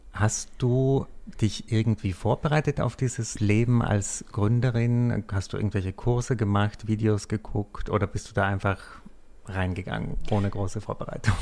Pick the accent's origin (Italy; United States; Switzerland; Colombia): Italy; South Tyrol, Trentino-Alto Adige; ich arbeite manchmal auch in den Bergen in meiner Heimat in Südtirol